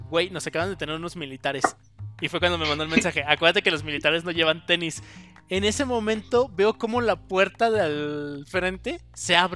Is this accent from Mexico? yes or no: yes; Mexico; ¿qué hice como buen mexicano?